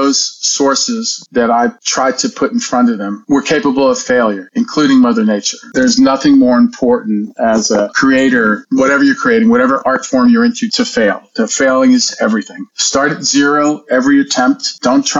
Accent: Hialeah, Florida, United States; also born or lived in New York; I grew up in a small town at the time. It's a big town now, but it was called Hialeah, Florida

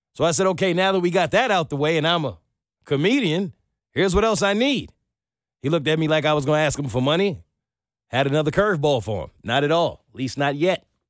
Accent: New York, United States; I'm from New York

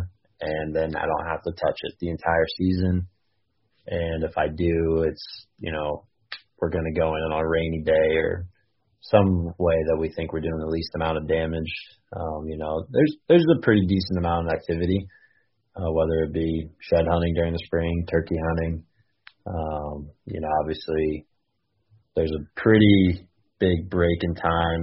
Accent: Iowa, United States; I grew up in Iowa

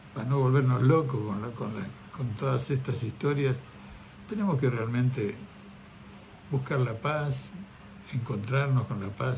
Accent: Río Negro, Argentina; also born or lived in Italy; somos de acá, somos de acá

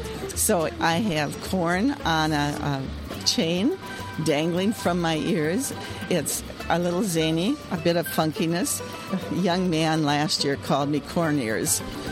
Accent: Minnesota, United States; I am from Western Minnesota.

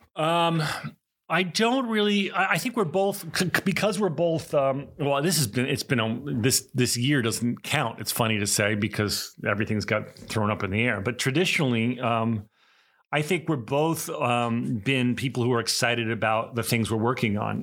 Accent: East Coast, United States; the stereotypic East Coast Jewish, you know, guy

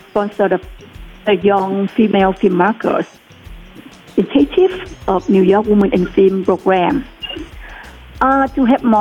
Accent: Vietnam; English is a second language; moved away as an adult; now in United States; I was not born and raised in America. I came to the U.S. and old ways. Therefore, English is my second language.

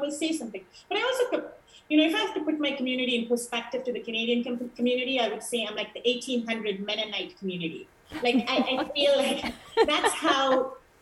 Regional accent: Sri Lanka; moved away; also born or lived in India; my mom is from Sri Lanka

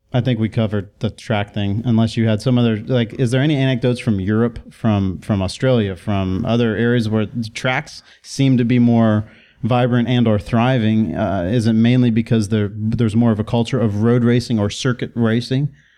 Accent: College Station, Texas, United States; now in Portland, United States; Texas World Speedway, which is in my hometown

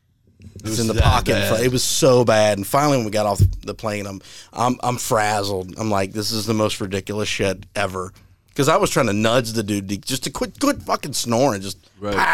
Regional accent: United States; I'm an American

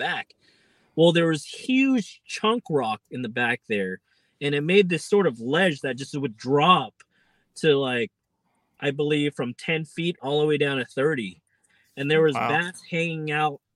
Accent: Bay Area, California, United States; I went to high school around that area

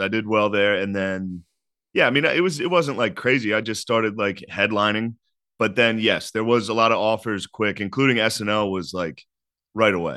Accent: Harrisburg, Pennsylvania, United States; I'm from Harrisburg, Pennsylvania

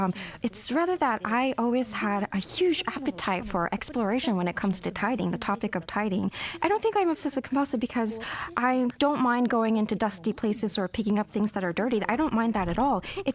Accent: Tokyo, Japan; I was born and raised in Tokyo, Japan.

